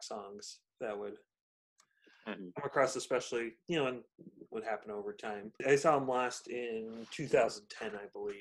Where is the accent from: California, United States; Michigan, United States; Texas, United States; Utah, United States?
California, United States; San Diego; the San Diego music scene, because they're local to my hometown